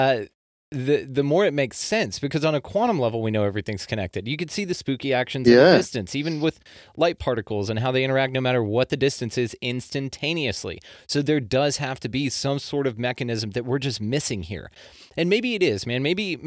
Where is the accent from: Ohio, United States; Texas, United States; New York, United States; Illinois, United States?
Texas, United States; I'm a Texan